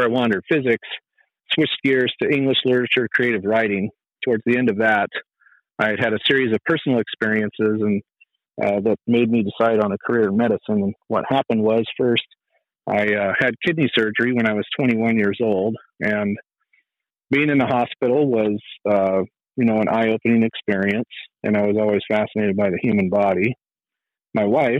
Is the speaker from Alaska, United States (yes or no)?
no; Fresno, California, United States; moved away as an adult; also born or lived in Tucson; I was born and raised in Fresno, California